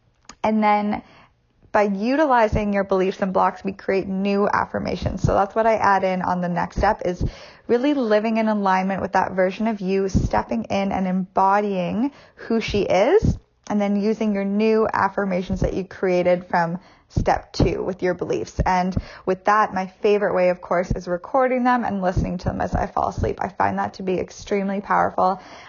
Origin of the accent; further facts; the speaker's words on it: Canada; well, I can't do that because I'm Canadian.